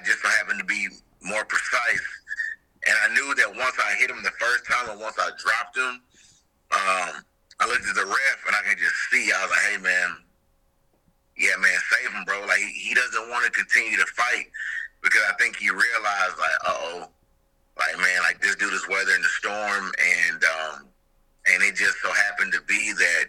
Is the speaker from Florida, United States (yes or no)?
no; near Rock Hill, South Carolina, United States; not too far from my hometown